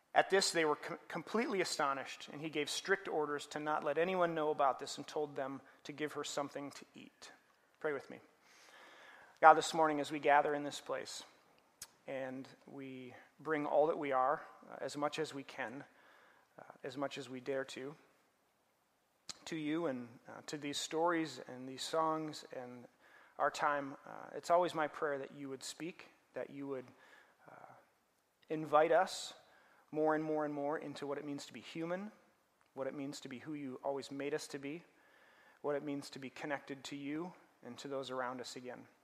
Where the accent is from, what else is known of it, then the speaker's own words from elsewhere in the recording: Minnesota, United States; also born or lived in Denver, Colorado; I grew up here in Minnesota, but uh, ended up in school at Denver